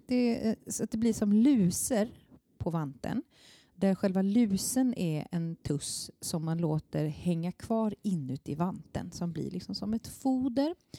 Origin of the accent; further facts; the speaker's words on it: Småland, Sweden; now in Stockholm, Sweden; jag kommer från Småland